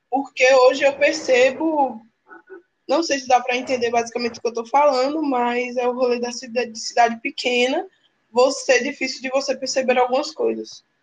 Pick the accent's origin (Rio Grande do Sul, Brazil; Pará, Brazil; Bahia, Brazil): Bahia, Brazil; Palmeiras; moved away as an adult; now in Aracaju, Brazil; da onde eu sou de Palmeiras, na Bahia.